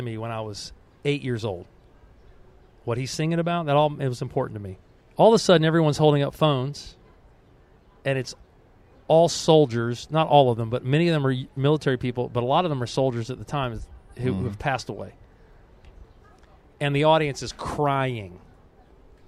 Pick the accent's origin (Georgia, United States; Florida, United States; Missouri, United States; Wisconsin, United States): Georgia, United States; Atlanta; growing up and staying in Atlanta, I'm the only black Crow who stayed in Atlanta.